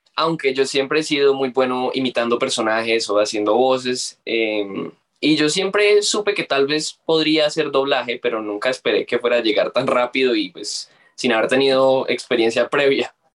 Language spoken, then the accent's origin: Spanish; Colombia; yo siendo colombiano